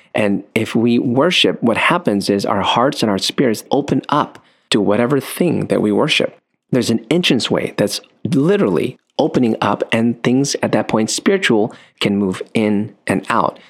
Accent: United States; born in the States

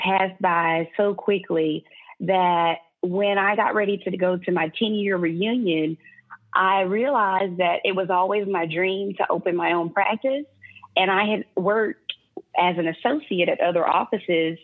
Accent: North Louisiana, United States; now in Dallas, United States; I'm from Louisiana

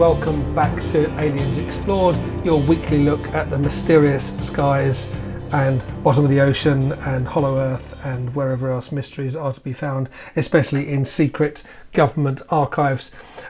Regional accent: United Kingdom; Because that's what we say in Britain, don't we?

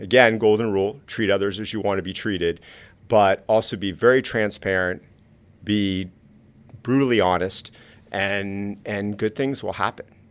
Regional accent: South Florida, United States; I grew up in South Florida.

